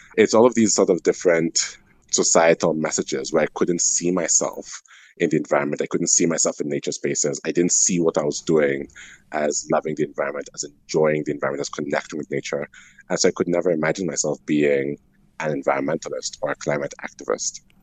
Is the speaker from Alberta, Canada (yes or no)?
yes; Calgary, Alberta, Canada; I'm Franco Albertan, so I'm francophone from Calgary.